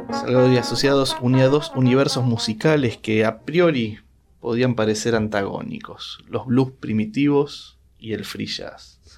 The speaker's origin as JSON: {"language": "Spanish", "region": "Bogotá", "country": "Colombia", "said": "¿cómo definiría usted, y digo usted porque somos bogotanos"}